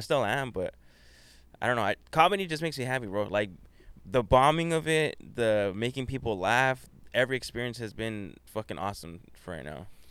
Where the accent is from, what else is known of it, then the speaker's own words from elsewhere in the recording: Whittier, California, United States; I grew up in Whittier